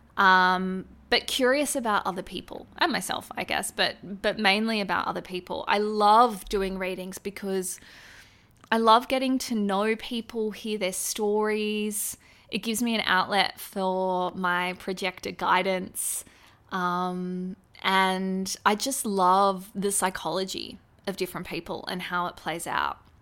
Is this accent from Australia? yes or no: yes; Australia; as an Australian